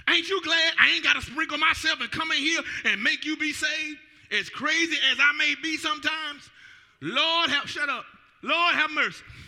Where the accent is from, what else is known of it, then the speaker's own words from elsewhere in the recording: Atlanta, Georgia, United States; moved away as an adult; now in Newport News, United States; I'm from the ATL